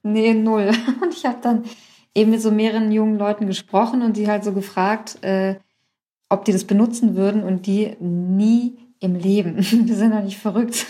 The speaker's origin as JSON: {"language": "German", "country": "Germany", "tie": "born or raised there", "also_born_or_lived": "Iran", "said": "Ich Bin irgendwie in Deutschland aufgewachsen, ging hier irgendwie in die achte Klasse"}